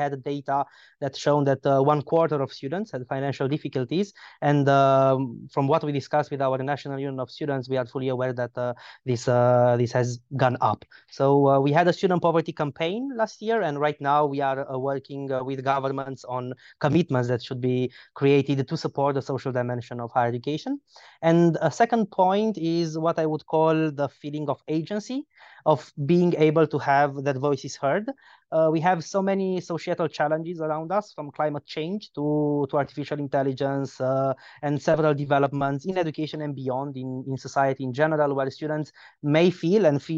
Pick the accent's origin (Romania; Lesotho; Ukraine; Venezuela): Romania; I'm coming from Romania